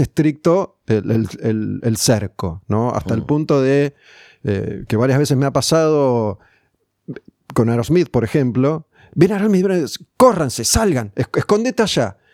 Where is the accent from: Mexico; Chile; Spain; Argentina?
Argentina; Somos argentinos